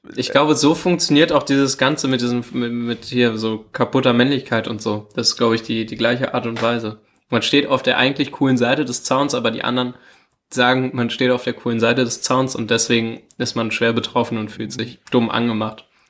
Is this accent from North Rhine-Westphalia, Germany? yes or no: no; Hanover, Lower Saxony, Germany; wir kommen beide aus Hannover